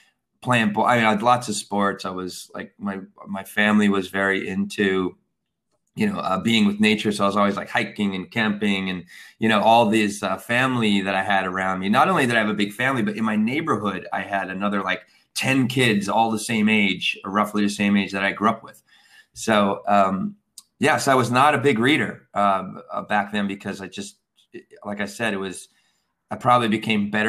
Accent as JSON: {"language": "English", "town": "Hazleton", "region": "Pennsylvania", "country": "United States", "tie": "born or raised there", "also_born_or_lived": "Wilkes-Barre, Pennsylvania", "moved": "yes", "said": "I born in Wilkes Barre, raised in Hazleton, Pennsylvania"}